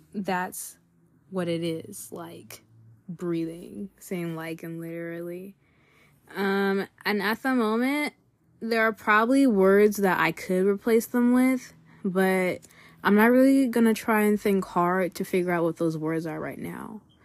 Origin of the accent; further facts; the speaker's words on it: California, United States; we're from California